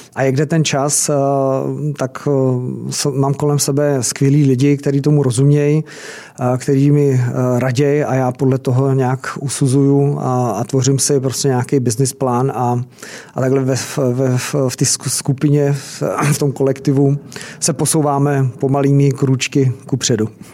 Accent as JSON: {"language": "Czech", "country": "Czechia", "said": "jsme Češi"}